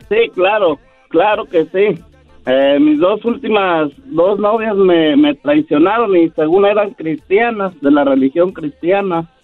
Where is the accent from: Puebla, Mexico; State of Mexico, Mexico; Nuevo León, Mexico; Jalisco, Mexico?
Jalisco, Mexico; Ciudad Guzmán; yo soy de México, de Ciudad Guzmán, Jalisco.